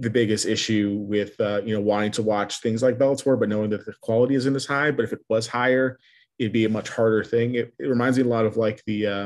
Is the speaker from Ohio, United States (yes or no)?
no; El Paso, Texas, United States; growing up in El Paso